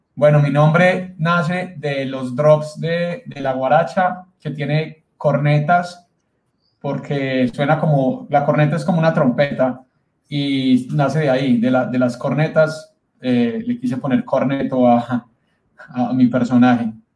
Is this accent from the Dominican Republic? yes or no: no; Colombia; aquí en mi país, Colombia